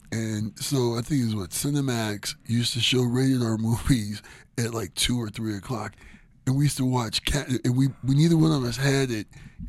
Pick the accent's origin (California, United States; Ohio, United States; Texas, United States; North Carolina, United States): Ohio, United States; I'm from Ohio and I live in the snow belt.